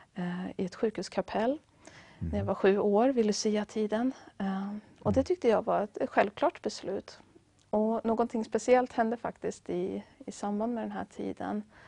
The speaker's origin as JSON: {"language": "Swedish", "region": "Västra Götaland", "country": "Sweden", "said": "jag kommer från en mindre stad i Västra Götaland"}